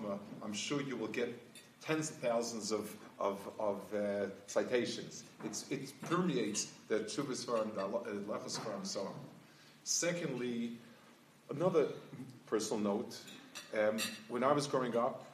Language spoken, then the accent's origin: English; New York, United States; moved away as an adult; also born or lived in Jerusalem; I grew up in New York, the Lower East Side. I was there until I finished high school, and then I was in Yerushalayim for 25 years.